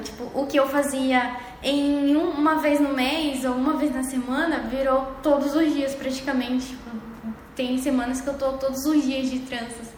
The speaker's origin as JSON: {"language": "Portuguese", "region": "Pará", "country": "Brazil", "moved": "yes", "lives_now": "Cuiabá, Brazil", "said": "eu sou do Pará, sou do estado do Pará, uma cidade bem pequena, lá no litoral. E eu sou paraense"}